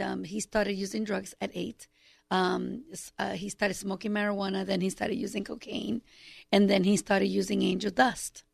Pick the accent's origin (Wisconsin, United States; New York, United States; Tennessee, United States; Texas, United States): New York, United States; New York City; moved away; I grew up in New York City